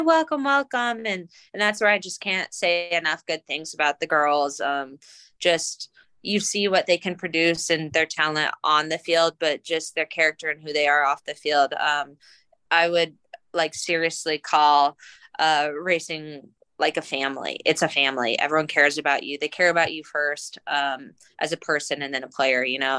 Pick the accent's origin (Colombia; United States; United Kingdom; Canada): United States; Colorado; moved away as an adult; also born or lived in Stanford, California / Washington, District of Columbia, United States; now in Louisville, United States; I was born and raised in Colorado. I grew up playing for the Colorado Rush.